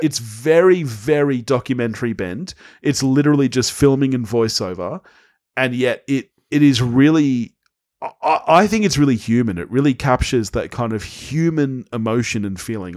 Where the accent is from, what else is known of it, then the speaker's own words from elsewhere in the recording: Australia; As Australians